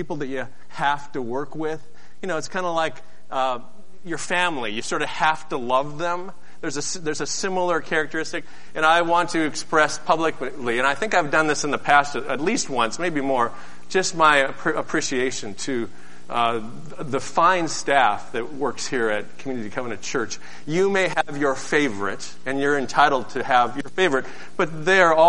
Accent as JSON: {"language": "English", "town": "Seattle", "region": "Washington", "country": "United States", "moved": "yes", "said": "I'm from Seattle"}